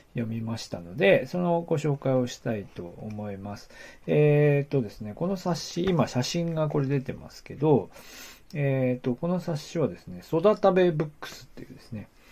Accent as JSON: {"language": "Japanese", "region": "Aomori", "country": "Japan", "tie": "born or raised there", "moved": "yes", "lives_now": "Niigata, Japan", "said": "東北の青森の出身"}